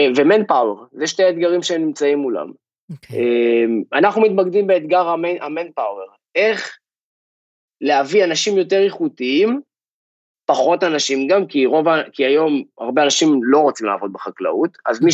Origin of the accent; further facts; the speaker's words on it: Kfar Kish, Northern District, Israel; moved away as an adult; also born or lived in Rehovot; now in California, United States; גדלתי במושב שנקרא כפר קיש, משפחה של מגדלים